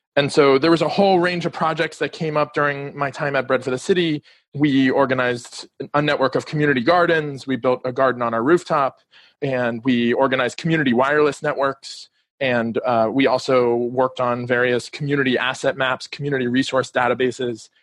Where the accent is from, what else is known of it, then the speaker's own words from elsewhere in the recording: Miami, Florida, United States; moved away as an adult; also born or lived in District of Columbia; I'm calling from Miami Beach. I grew up here in Miami and recently moved back.